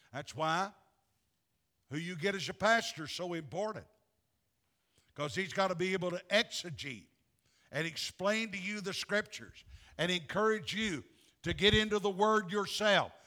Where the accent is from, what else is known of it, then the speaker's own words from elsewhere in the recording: the American South, United States; I'm a Southerner.